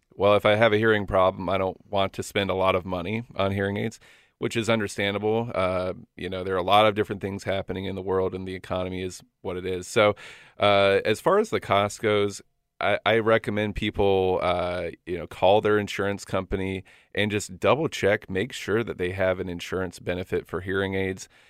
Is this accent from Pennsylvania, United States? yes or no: no; Florida, United States; moved away as an adult; also born or lived in Tennessee / Athens, Georgia; now in Washington, United States; I'm originally from Florida